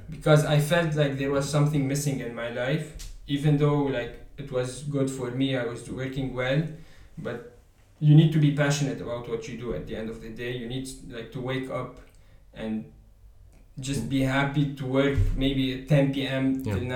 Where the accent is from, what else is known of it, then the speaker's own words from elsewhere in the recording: Lebanon; moved away as an adult; now in Paris, France; I come from uh, Lebanon